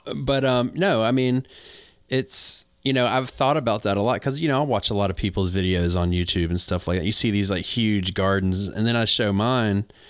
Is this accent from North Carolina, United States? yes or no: yes; North Carolina, United States; moved away; I'm from North Carolina originally